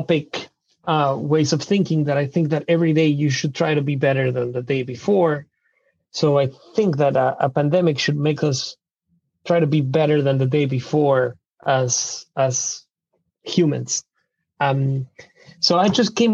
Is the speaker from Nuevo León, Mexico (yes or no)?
no; Mexico City, Mexico; English is a second language; moved away as an adult; now in Seattle, United States; I'm originally from Mexico City